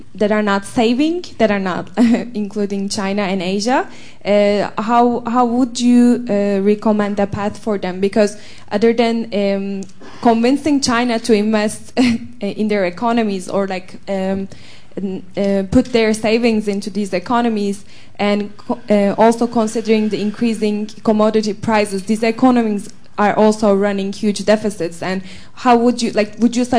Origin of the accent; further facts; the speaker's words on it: Turkey; I'm from Turkey